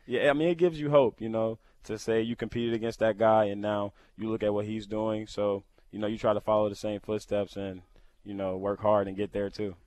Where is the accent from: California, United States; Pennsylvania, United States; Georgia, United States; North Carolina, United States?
Georgia, United States; Lawrenceville; moved away as an adult; now in Buffalo, United States; I'm from Lawrenceville, Georgia. Um, I went to Mill Creek High School